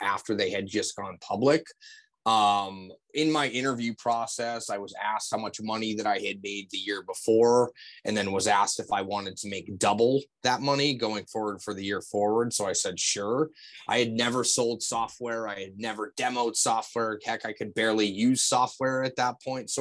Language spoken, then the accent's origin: English; MetroWest area outside of Boston, Massachusetts, United States; I grew up in the Metro West area outside of Boston. So grew up about a mile from where the Boston Marathon starts